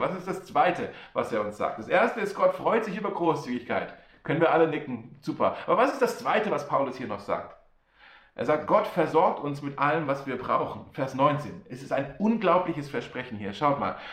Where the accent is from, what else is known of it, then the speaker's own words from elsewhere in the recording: Germany; Wir Deutsche